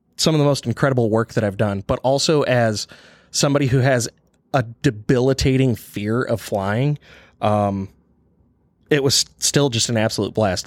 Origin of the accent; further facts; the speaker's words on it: eastern Michigan, United States; accent: Michigan; moved away as an adult; also born or lived in Kalamazoo, Michigan; now in Kansas, United States; being from Michigan, uh, growing up on the eastern side of the state